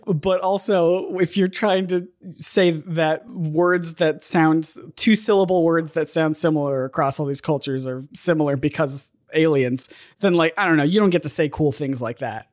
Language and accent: English; United States; being an American where my, uh, foreign language credit in high school was computers